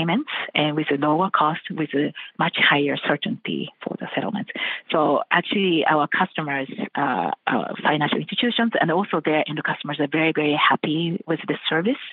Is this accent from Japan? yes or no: yes; Japan; I'm coming from Japan.